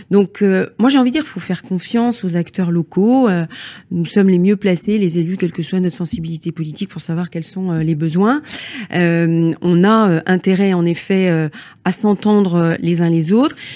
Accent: Brittany, France; chez nous en Bretagne

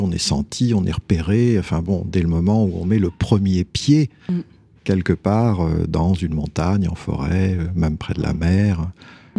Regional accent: near Tours, Centre-Val de Loire, France; J'ai grandi en Indre-et-Loire, euh, près d'une ville

